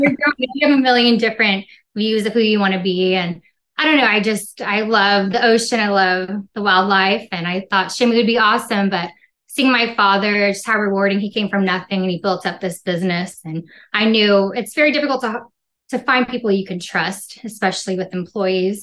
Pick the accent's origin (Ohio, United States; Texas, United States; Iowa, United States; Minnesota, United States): Texas, United States; Corpus Christi; also born or lived in New Mexico; now in New Braunfels, United States; I'm from Corpus Christi, Texas. It's a little beach city down in the Gulf of Mexico